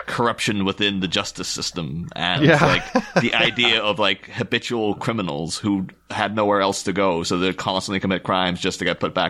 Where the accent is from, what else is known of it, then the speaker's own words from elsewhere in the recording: Ireland; now in England; hopping back and forth to Ireland where like I grew up